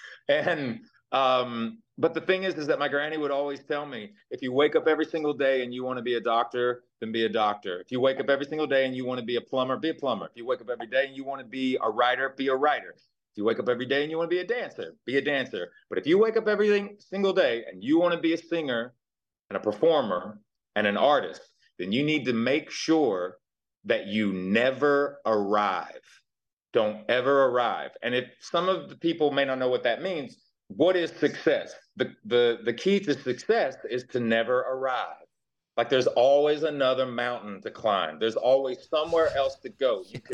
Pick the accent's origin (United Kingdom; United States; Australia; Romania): United States; the South; born there; Like, I was born in the South and what have you